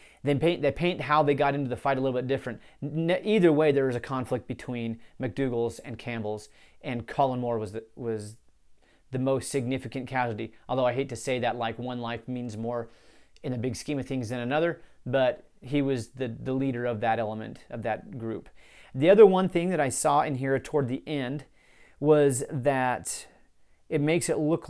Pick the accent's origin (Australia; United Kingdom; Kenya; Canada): Canada; Saskatchewan; I'm from Saskatchewan, Canada. My third great-grandfather came from Scotland.